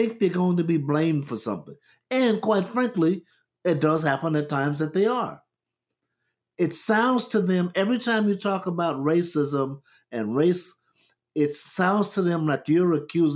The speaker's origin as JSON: {"language": "English", "country": "United States", "tie": "born or raised there", "said": "We grew up in America."}